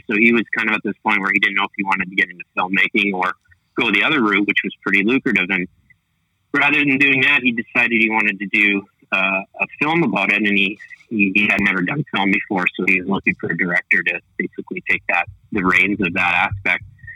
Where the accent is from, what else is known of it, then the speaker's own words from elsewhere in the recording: Canada; I'm a Canadian director and writer and cinematographer.